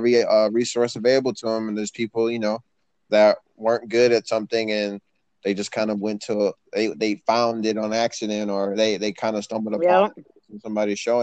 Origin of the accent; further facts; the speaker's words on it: Michigan, United States; I'm from Michigan